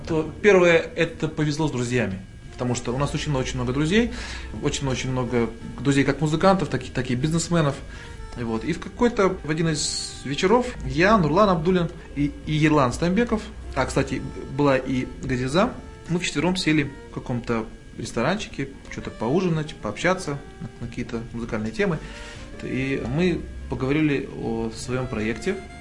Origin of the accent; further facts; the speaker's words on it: Almaty, Kazakhstan; нас было человек 10 казахов из Алматы